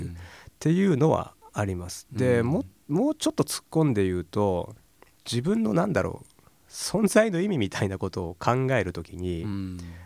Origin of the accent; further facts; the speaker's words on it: Aichi, Japan; moved away as an adult; also born or lived in Fukushima / Tokyo; 出身は愛知県